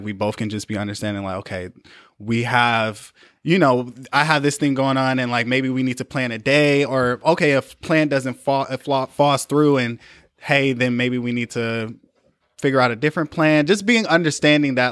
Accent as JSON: {"language": "English", "town": "Flint", "region": "Michigan", "country": "United States", "said": "I'm from Flint, Michigan"}